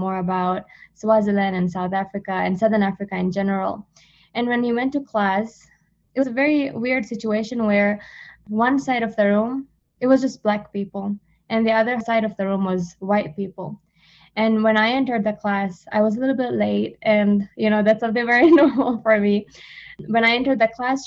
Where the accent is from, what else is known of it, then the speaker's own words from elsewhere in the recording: Maldives; English is a second language; moved away as an adult; now in Oklahoma, United States; I come from the Maldives